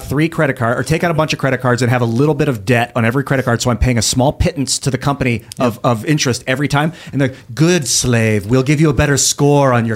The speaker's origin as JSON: {"language": "English", "country": "United States", "said": "my perspective as American"}